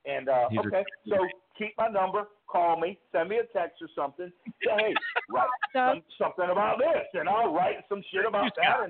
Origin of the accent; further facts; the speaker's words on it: Cleveland, Ohio, United States; I'm from Cleveland, Ohio, right?